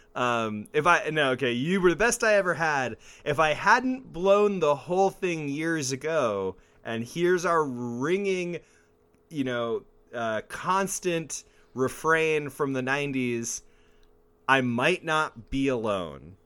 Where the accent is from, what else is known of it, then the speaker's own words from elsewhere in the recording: Mesa, Arizona, United States; growing up in Mesa and being in the music scene